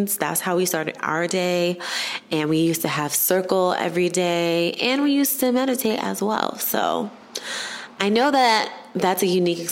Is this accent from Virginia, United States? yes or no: no; New York City, New York, United States; I grew up in Harlem